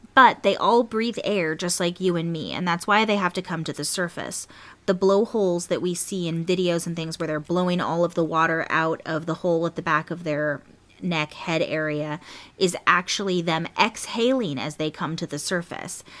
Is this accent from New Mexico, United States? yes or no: no; California, United States; born or raised there